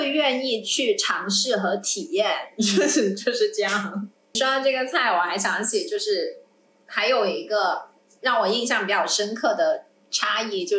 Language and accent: Chinese; Guangdong, China; 我从小在在这里长大